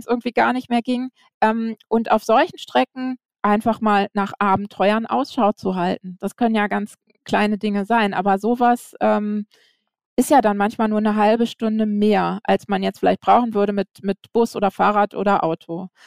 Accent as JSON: {"language": "German", "town": "Flensburg", "region": "Schleswig-Holstein", "country": "Germany", "tie": "born or raised there", "said": "Ich bin ähm, in Flensburg geboren"}